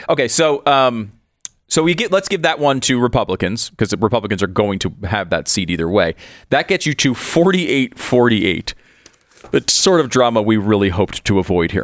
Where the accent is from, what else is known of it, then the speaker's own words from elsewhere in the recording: Connecticut, United States; moved away; Constitution State, I grew up in Connecticut.